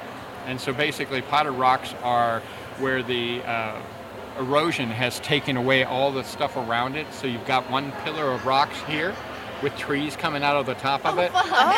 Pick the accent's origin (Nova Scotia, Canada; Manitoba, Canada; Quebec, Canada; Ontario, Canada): Nova Scotia, Canada; I was raised in Nova Scotia, Canada.